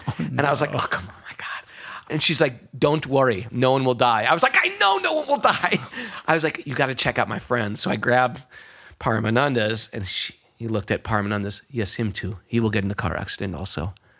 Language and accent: English; New York, United States; I'm a New Yorker, so I'm a cynical.